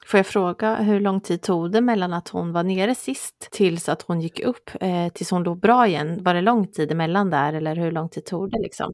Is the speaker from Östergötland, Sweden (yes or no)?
yes; Östergötland, Sweden; accent: broad östgötska